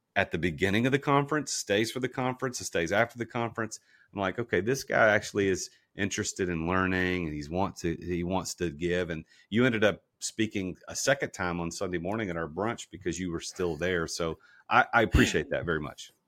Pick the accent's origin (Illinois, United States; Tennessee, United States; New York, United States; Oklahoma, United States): Tennessee, United States; Nashville; I'm from Nashville, been here my whole life.